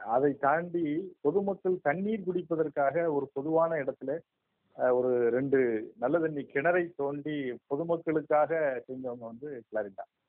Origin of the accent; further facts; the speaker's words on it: Kazhugumalai, Tamil Nadu, India; நான் கழுகுமலை ஊர்ல தான் பிறந்தேன்